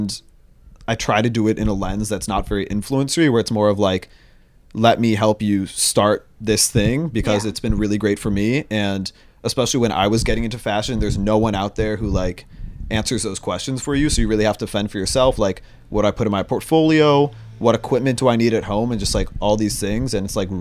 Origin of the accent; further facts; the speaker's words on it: Chicago, Illinois, United States; now in New York City, United States; I'm 21, and I'm from Chicago, Illinois.